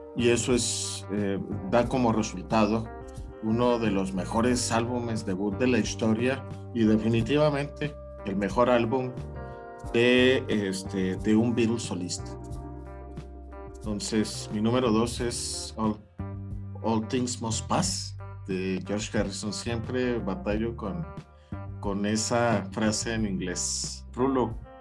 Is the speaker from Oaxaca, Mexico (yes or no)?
no; Chihuahua, Mexico; mi ciudad natal, Chihuahua.